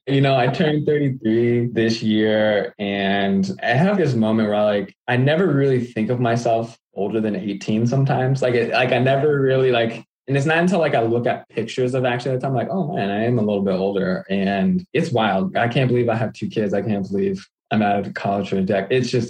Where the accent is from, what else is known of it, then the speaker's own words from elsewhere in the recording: Aliso Viejo, California, United States; moved away as an adult; also born or lived in Milwaukee, Wisconsin; now in Minneapolis, United States; I'm originally from Southern California, a little city called Aliso Viejo. And I've got a chance to live in a couple different places. Now I live in Minneapolis